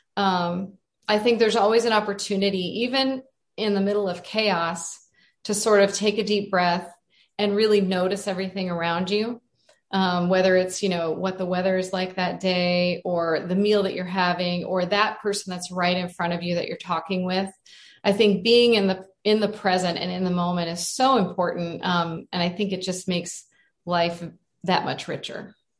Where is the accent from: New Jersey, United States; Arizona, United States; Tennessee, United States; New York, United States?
Arizona, United States; I'm from Arizona and I grew up in this beautiful place.